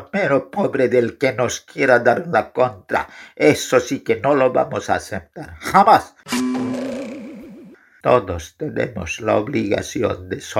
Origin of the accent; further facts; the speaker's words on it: Guarina, La Paz, Bolivia; Yo soy de Guarina.